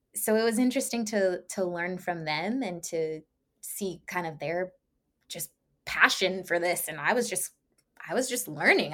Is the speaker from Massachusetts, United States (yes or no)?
no; around D.C., Maryland, United States; now in Los Angeles, United States; I was born and raised in Maryland, around, uh, around D C, so I'm used to crisp falls and snow